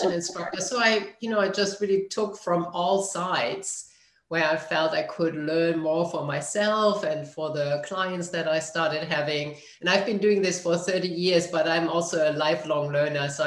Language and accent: English; Germany; moved away; I grew up in Germany.